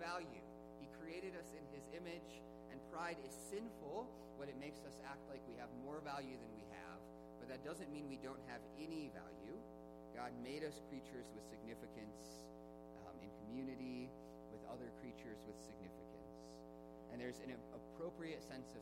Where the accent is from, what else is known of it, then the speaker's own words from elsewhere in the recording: United States; I'm an American.